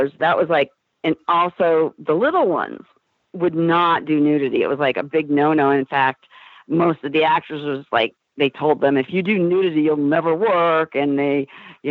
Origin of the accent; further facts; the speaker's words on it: Iowa, United States; now in Los Angeles, United States; growing up in Iowa